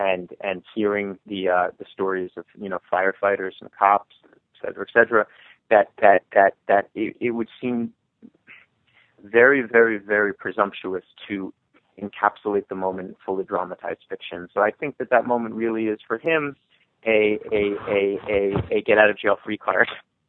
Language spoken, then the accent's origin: English; New York, United States; I think it's especially difficult to write about it as a New Yorker